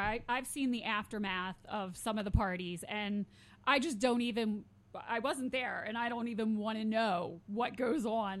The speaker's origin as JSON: {"language": "English", "town": "Vineland", "region": "New Jersey", "country": "United States", "tie": "born or raised there", "also_born_or_lived": "Pennsville, New Jersey", "said": "I'm a Jersey girl, born and raised my entire life in South Jersey."}